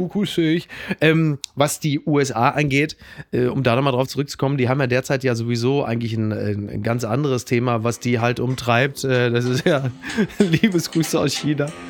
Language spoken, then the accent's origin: German; Ruhr area, North Rhine-Westphalia, Germany; ich komme aus dem Ruhrgebiet, da heißt natürlich Ballon